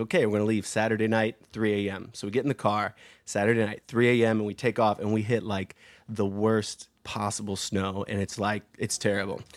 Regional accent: St. Louis, Missouri, United States; now in New York, United States; St. Louis, my hometown

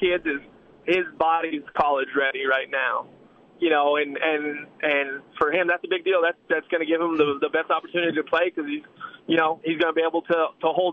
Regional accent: New Mexico, United States; I'm from New Mexico

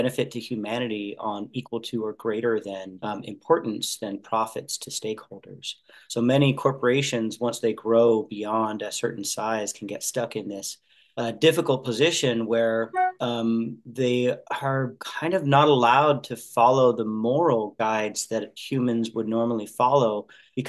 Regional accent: Santa Barbara, California, United States; also born or lived in Hawaii; now in Sebastopol, United States; I grew up in Santa Barbara, California.

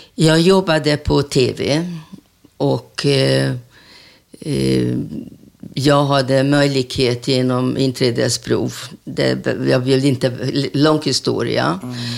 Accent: Budapest, Hungary; Swedish is a second language; moved away as an adult; now in Sweden; nästa gata heter Raoul Wallenberg gata där jag är uppvuxen mm -hmm. i Budapest.

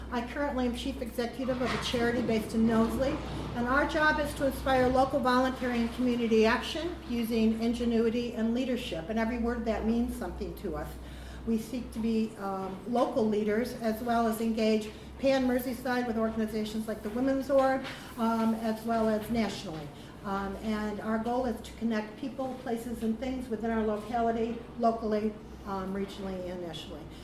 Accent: United States; accent: American; now in United Kingdom; I speak American and Scouse

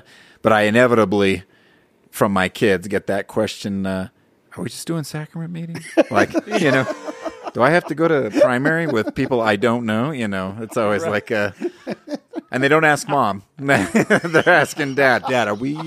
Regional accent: Southern California, United States; also born or lived in Hawaii; I grew up in Southern California

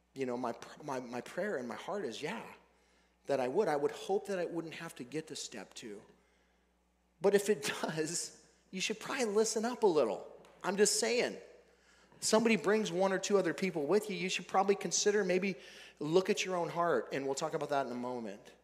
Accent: Billings, Montana, United States; Billings, Montana, my hometown

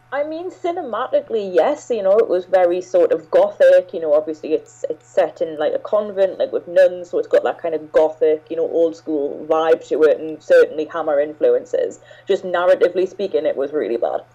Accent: England, United Kingdom; I'm British and I've lived in, in England all my life

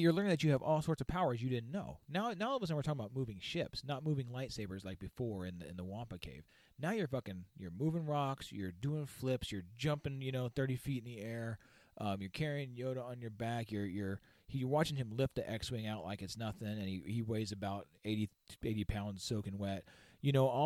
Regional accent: Victorville, California, United States; I grew up in Victorville, California

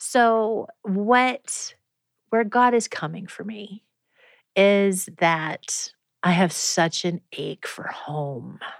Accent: Prairie Village, Kansas, United States; moved away; I grew up in Prairie Village, Kansas. And the first almost 10 years of my life

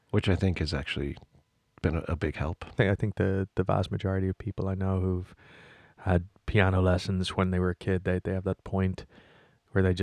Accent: just outside of Detroit, Michigan, United States; moved away as an adult; now in Dublin, Ireland; just outside of Detroit.

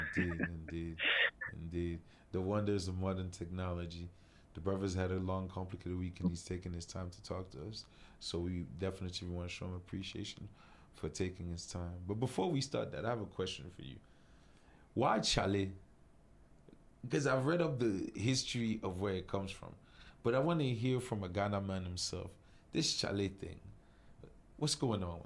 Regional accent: Cameroon; I'm from Cameroon

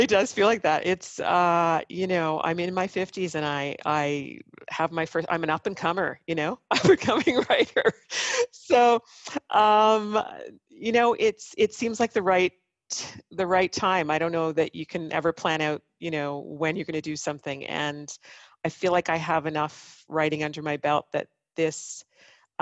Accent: Ottawa, Ontario, Canada; these sights and sounds and smells of my hometown

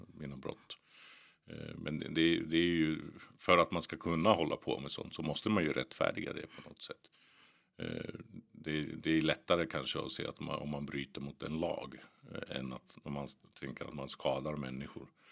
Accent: Botkyrka, Stockholm County, Sweden; also born or lived in Finland; Jag växte upp i Botkyrka, eh, Norsborg, norra delarna där

